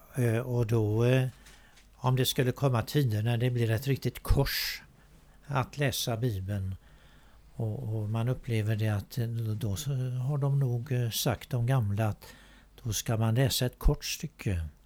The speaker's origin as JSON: {"language": "Swedish", "country": "Sweden", "tie": "born or raised there", "said": "när vi föddes här i Sverige"}